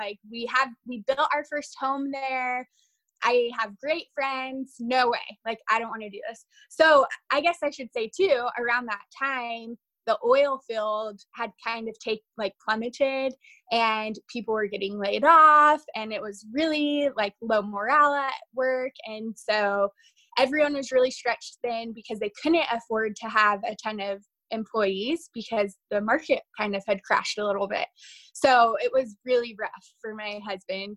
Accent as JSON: {"language": "English", "town": "Lafayette", "region": "Louisiana", "country": "United States", "tie": "born or raised there", "also_born_or_lived": "Texas", "moved": "as an adult", "lives_now": "Oregon, United States", "said": "I actually grew up in southern Louisiana"}